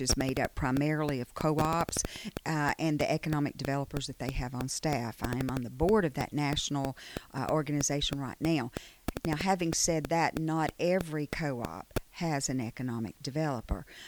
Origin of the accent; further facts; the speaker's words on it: Chilton County, Alabama, United States; also born or lived in Prattville, Alabama; I grew up in Chilton County.